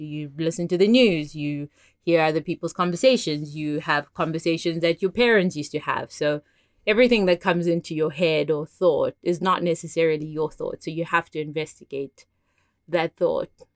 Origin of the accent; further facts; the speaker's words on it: South Africa; now in Las Vegas, United States; I am South African-born, Vegas living person